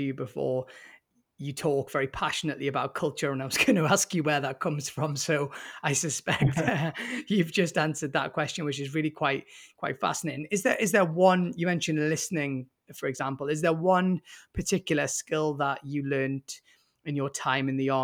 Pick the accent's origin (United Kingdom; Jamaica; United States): United Kingdom